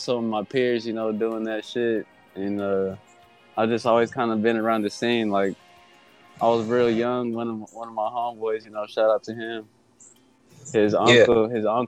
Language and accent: English; Kansas City, Kansas, United States; I was born, you know, KCK. I was living in KCK all my life, went to high school, you know, in Kansas City, Kansas, all the way.